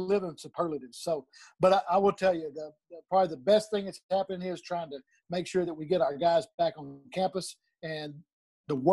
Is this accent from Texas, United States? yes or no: yes; Denison, Texas, United States; accent: drawl; moved away as an adult; also born or lived in Louisiana; I was Denison, Texas. I grew up in Denison.